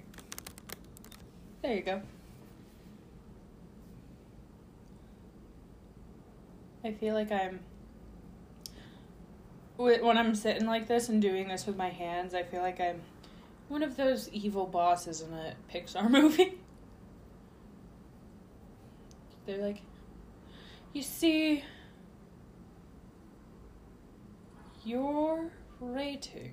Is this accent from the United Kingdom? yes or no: yes; Scotland, United Kingdom; I, being the Scottish one of the group